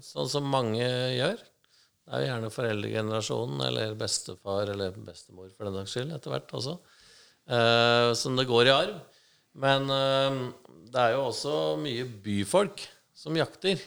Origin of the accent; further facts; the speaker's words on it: Gjøvik, Innlandet, Norway; moved away as an adult; also born or lived in United States; now in Oslo, Norway; Jeg er oppvokst på Gjøvik eh, fra jeg var liten til jeg var eh, noen og tjue og flytta til Oslo